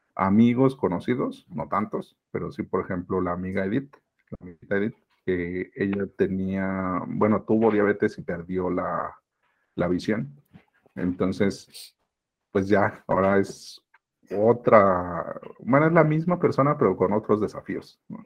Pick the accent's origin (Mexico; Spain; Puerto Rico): Mexico; Mexico City; soy originario de la Ciudad de México, soy mexicano